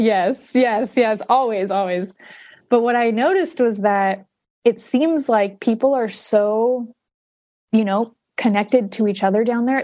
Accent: Huntington Beach, California, United States; moved away as an adult; now in Northern California, United States; Southern California, where I'm from. Um, I'm from Huntington Beach

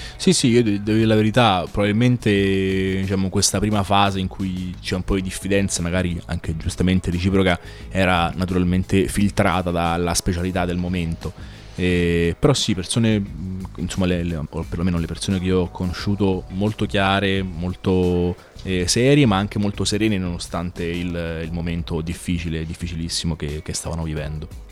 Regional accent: Rome, Lazio, Italy; now in Bologna, Italy; io sono nato e cresciuto a Roma

